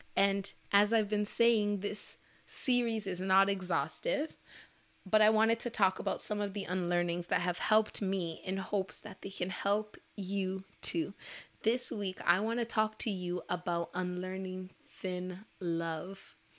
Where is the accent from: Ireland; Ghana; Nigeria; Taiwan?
Nigeria; as a Nigerian woman